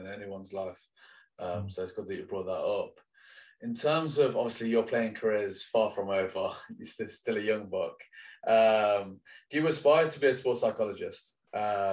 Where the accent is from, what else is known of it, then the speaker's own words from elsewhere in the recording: Leicester, East Midlands, United Kingdom; I'm from Leicester, so a lot of my friends when I grew up played for Leicester